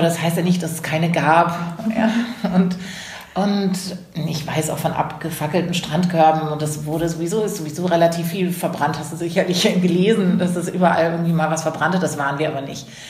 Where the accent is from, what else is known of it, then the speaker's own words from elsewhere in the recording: a village near Karlsruhe, Baden-Württemberg, Germany; now in Hamburg, Germany; dieses Dorf, aus dem ich komme, in der Nähe von Karlsruhe